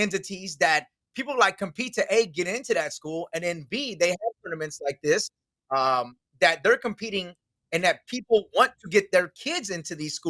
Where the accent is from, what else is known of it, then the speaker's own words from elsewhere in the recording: Texas, United States; I'm from Texas.